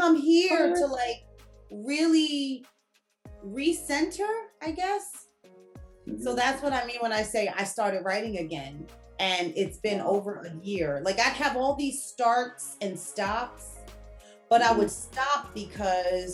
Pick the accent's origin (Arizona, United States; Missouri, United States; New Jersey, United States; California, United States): New Jersey, United States; Newark; I was born in Newark, educated there my whole life, you know, from kindergarten to high school